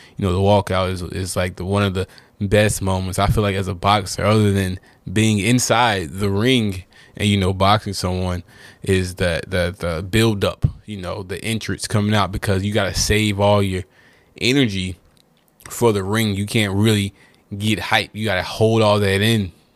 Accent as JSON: {"language": "English", "region": "North Carolina", "country": "United States", "said": "I'm from North Carolina"}